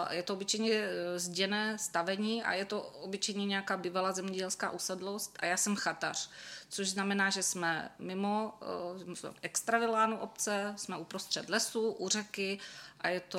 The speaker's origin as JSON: {"language": "Czech", "town": "Brno", "region": "South Moravian Region", "country": "Czechia", "tie": "born or raised there", "said": "Já jsem se narodila na Lesnou, bylo to moc pěkné sídliště eh, a teď teda už nějakou dobu tam nebydlím, ale přesto tam pořád jezdím, mám tam maminku."}